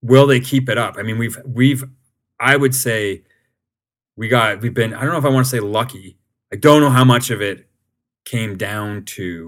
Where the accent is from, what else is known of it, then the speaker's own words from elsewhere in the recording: Canada; as a Canadian